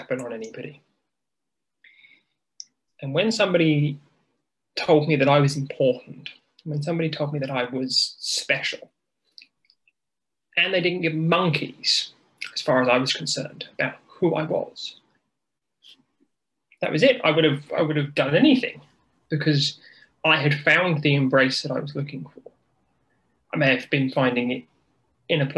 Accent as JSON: {"language": "English", "country": "United Kingdom", "accent": "British", "said": "In case your viewers can't tell by this accent, I am as British as tea and scones."}